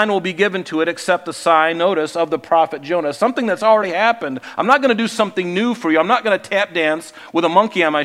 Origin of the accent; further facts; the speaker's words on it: Southwest Florida, United States; I grew up in Southwest Florida on an island